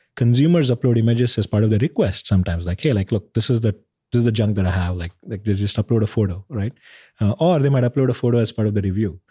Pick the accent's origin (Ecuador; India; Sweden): India; Bangalore, Karnataka; now in United States; where I grew up in India, in Bangalore